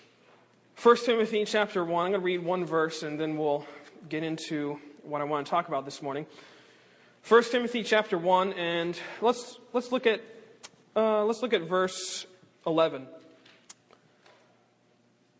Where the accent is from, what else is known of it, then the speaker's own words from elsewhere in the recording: South Carolina, United States; now in West Palm Beach, United States; I'm originally from South Carolina. My dad's a pastor up in Greenville, South Carolina. He's been there for about almost 30 years now